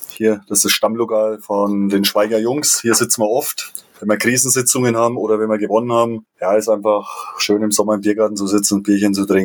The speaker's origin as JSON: {"language": "German", "region": "Bavaria", "country": "Germany", "tie": "born or raised there", "said": "fränkisches Dorf am Rande des Weiberlers ist ein Begriff. Der fränkische Berg, der Alberitschenberg, da bin ich groß geworden am Bauernhof und ja, das ist meine Heimat."}